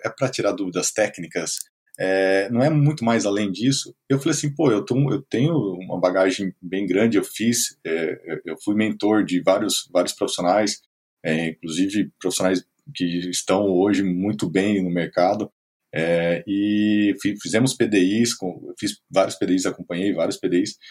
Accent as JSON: {"language": "Portuguese", "town": "Presidente Prudente", "region": "São Paulo", "country": "Brazil", "tie": "born or raised there", "moved": "as an adult", "lives_now": "Blumenau, Brazil", "said": "Sou natural de Presidente Prudente, interior de São Paulo, morei alguns anos fora do país e hoje estou em Blumenau, Santa Catarina"}